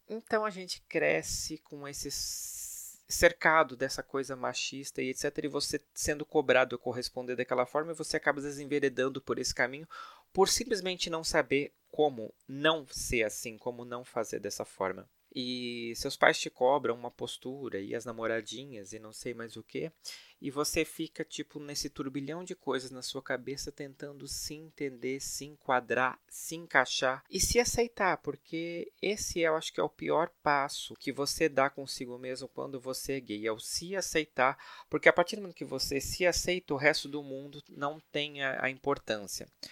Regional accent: Blumenau, Santa Catarina, Brazil; now in São Paulo, Brazil; eu nasci em Blumenau, uma cidade de Santa Catarina que todo mundo conhece

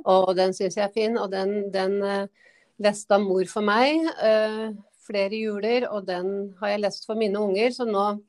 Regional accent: Gjøvik, Innlandet, Norway; moved away as an adult; also born or lived in Toten / Lillehammer; now in Hadeland, Norway; opplending opprinnelig, da. For at jeg er født på Toten. vokser jo på Gjøvik

